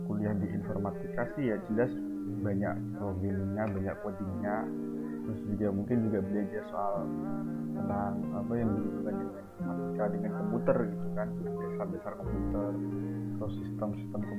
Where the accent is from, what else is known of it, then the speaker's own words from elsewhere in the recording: Pati, Central Java, Indonesia; asal dari Pati.